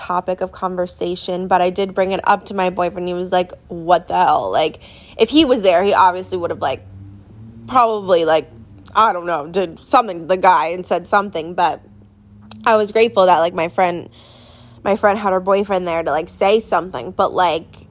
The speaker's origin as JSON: {"language": "English", "region": "New Jersey", "country": "United States", "tie": "born or raised there", "moved": "yes", "said": "we're back home in my hometown"}